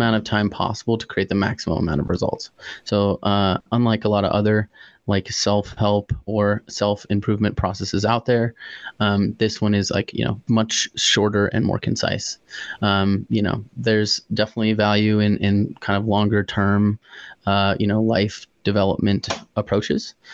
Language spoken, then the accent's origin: English; Manitou Springs, Colorado, United States; now in Denver, United States; My dad moved out here about 40 years ago and started his life in Manitou Springs, where I grew up